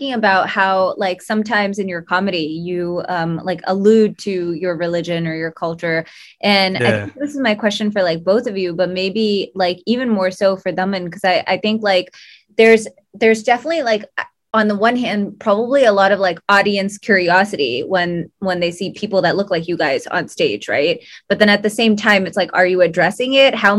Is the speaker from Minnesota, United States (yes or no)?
no; New Jersey, United States; We're from like America. Like, we're from New Jersey